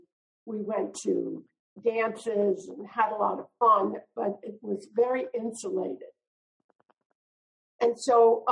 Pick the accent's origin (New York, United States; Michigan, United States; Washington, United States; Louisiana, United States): Louisiana, United States; moved away; also born or lived in San Francisco; I was born in Louisiana, in a very special part of Louisiana. It's the French Catholic part. And out of that area came the Cajun culture with all the wonderful Cajun food and a very insulated kind of community